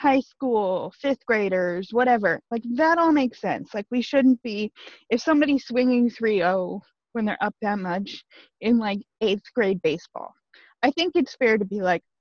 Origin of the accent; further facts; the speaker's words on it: Iowa, United States; we're from Iowa